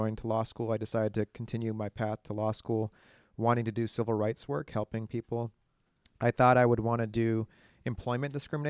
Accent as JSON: {"language": "English", "area": "Bay Area", "region": "California", "country": "United States", "tie": "born or raised there", "said": "I grew up here in the Bay Area."}